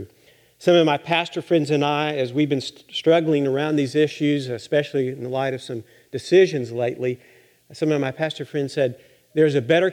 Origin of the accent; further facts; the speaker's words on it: Littlefield, Texas, United States; I grew up in the Methodist Church in the panhandle of Texas. Littlefield is my hometown